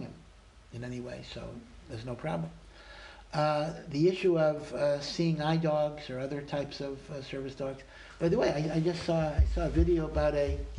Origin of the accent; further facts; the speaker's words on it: Maryland, United States; moved away; I come from Maryland near Washington